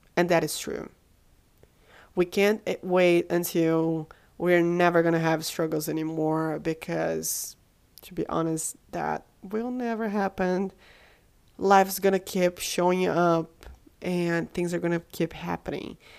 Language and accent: English; Brazil; moved away; I'm from Brazil